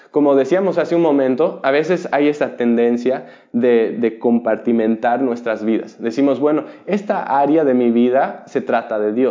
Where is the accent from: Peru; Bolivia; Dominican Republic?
Bolivia; Yo, yo viví y me crié en Bolivia, donde la piratería es muy común.